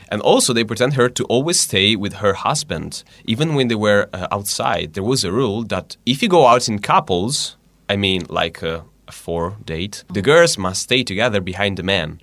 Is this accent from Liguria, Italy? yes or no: yes; Diano Castello, Liguria, Italy; English is a second language; moved away as an adult; now in Hungary; I'm from Liguria.